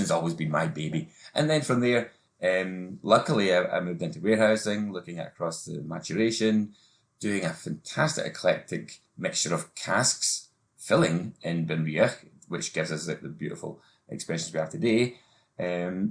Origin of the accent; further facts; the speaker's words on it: Tobermory, Scotland, United Kingdom; I started off in my hometown of Tobermory in the west coast of Scotland, in the Isle of Mull